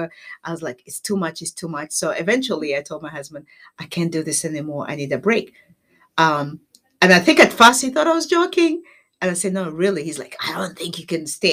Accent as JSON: {"language": "English", "country": "Kenya", "tie": "born or raised there", "also_born_or_lived": "Windermere, Florida", "moved": "as an adult", "lives_now": "United States", "said": "I was born in Kenya. So I came here for school."}